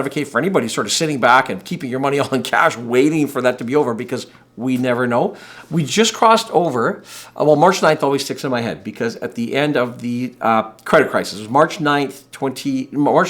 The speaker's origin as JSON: {"language": "English", "country": "Canada", "said": "as a Canadian person here"}